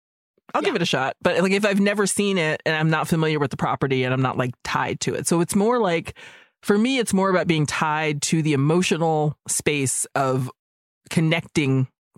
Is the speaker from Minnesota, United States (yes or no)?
yes; Minnesota, United States; I was born and raised in Minnesota, not a lot of Filipinos around, and grew up completely disconnected from that part of my heritage.